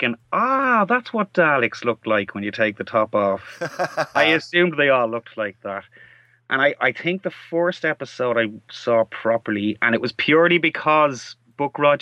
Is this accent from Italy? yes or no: no; Ireland; I'm from Ireland, as you can probably tell from my accent. And we didn't actually have the UK channels for a lot of my childhood, because you have to pay extra to get them over here